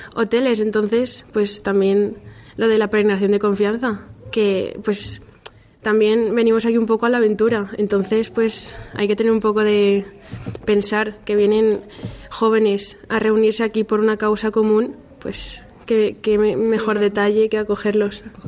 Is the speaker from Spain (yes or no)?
yes; Valencia, Valencian Community, Spain; vengo de Valencia